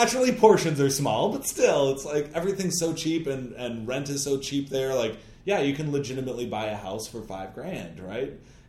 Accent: Michigan, United States; I'm from Michigan

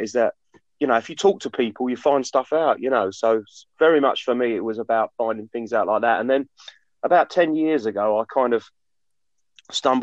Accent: Essex, East of England, United Kingdom; I grew up in Essex, in a rural part of Essex

